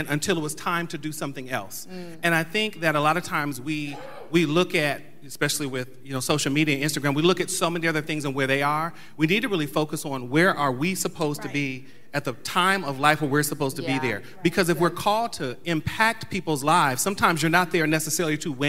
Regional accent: Ohio, United States; I'm from Ohio

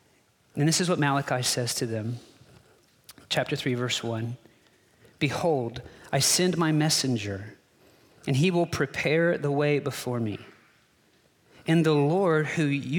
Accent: Texas, United States; I'm a Texan

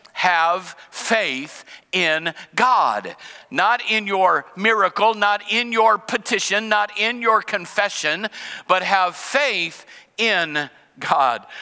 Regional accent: United States; as an American and as a Christian

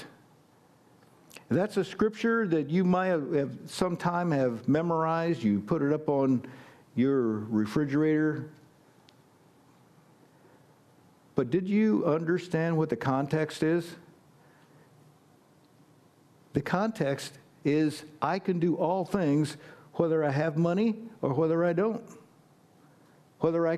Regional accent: United States; I'm an American

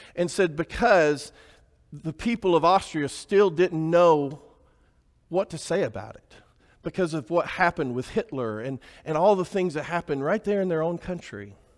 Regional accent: Alabama, United States; I grew up in Alabama

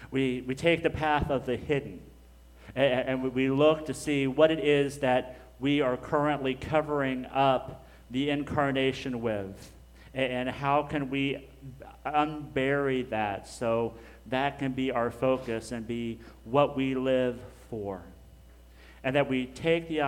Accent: Dallas, Texas, United States; we're just from Dallas because it's just easier to say.

